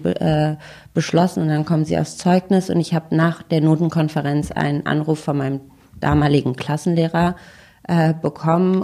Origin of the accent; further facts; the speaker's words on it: Berlin, Germany; ich komme aus Berlin